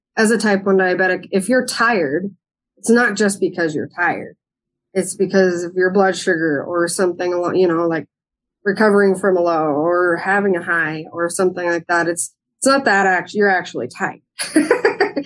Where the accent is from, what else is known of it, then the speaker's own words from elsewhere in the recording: Helena, Montana, United States; I was born and raised in Helena. I went to school in East Helena